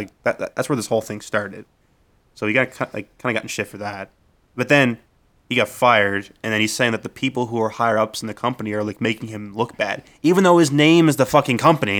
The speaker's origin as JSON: {"language": "English", "region": "Nova Scotia", "country": "Canada", "said": "I'm from Nova Scotia"}